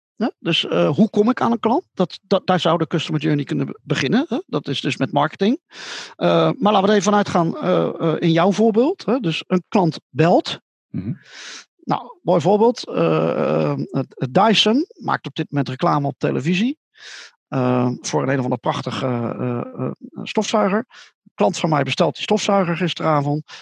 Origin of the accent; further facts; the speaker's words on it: Netherlands; Ik vertelde dat ik uit Holland kwam